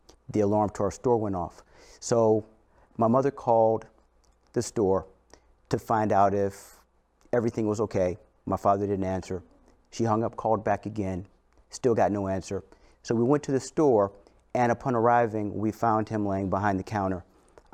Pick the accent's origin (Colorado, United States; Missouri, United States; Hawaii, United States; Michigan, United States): Missouri, United States; St. Louis; I grew up in St. Louis